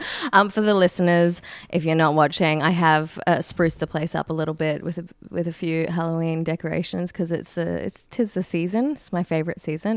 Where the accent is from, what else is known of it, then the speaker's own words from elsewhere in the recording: Brisbane, Queensland, Australia; now in Sydney, Australia; I grew up in Brisbane